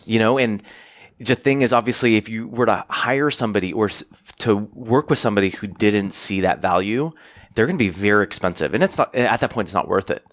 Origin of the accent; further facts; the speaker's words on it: United States; I'm Asian American